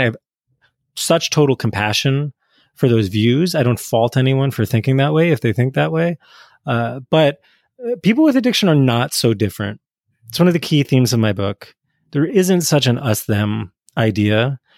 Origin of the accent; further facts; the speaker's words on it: New Jersey, United States; I grew up in North Jersey, in the eighties and nineties